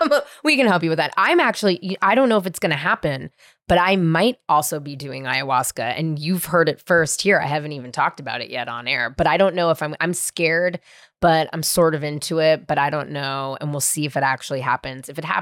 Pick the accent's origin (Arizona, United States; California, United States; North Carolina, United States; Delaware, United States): California, United States; San Francisco; Born and raised in San Francisco. I know what it was like in the 90s because I was running around all over the place doing wild stuff myself.